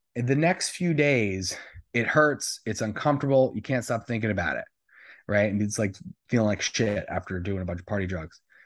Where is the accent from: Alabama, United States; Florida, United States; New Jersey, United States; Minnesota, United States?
New Jersey, United States; moved away as an adult; also born or lived in Atlanta; now in West Hollywood, United States; I am originally from New Jersey. I was there my whole life.